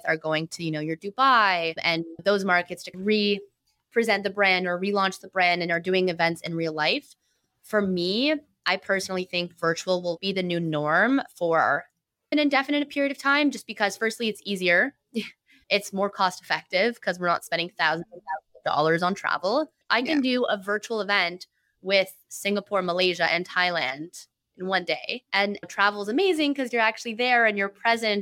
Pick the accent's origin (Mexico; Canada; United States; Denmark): Canada; Toronto, Ontario; I also love being from Toronto and being Canadian